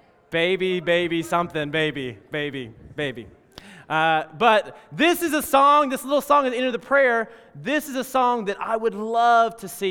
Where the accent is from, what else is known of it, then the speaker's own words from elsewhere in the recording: Alabama, United States; In fact, when I was growing up in Alabama, every single time we took the offering, they would take the offering